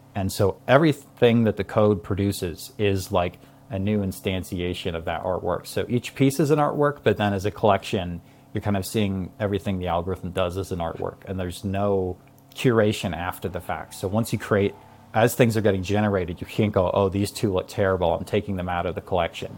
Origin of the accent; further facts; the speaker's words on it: Hawaii, United States; I grew up in Hawaii